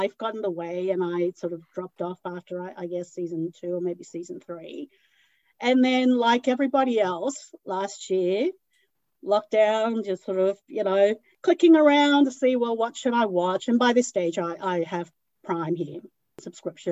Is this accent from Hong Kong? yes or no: yes; Hong Kong; now in Sydney, Australia; I was born in Hong Kong